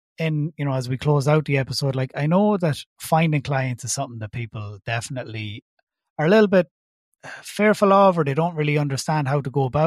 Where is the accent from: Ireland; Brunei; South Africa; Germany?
Ireland; accent: Irish; obviously I'm based in Ireland, in case you haven't guessed by my accent